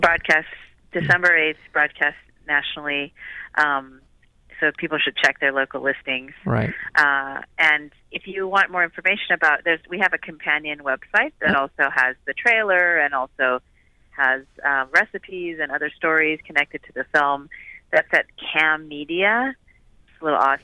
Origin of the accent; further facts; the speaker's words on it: Midwest, United States; now in Los Angeles, United States; I grew up in the Midwest